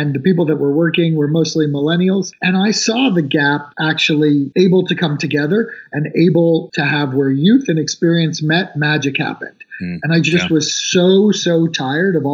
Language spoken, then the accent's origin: English; New York, United States; moved away; I am a New Yorker. I grew up kind of as a poor kid in New York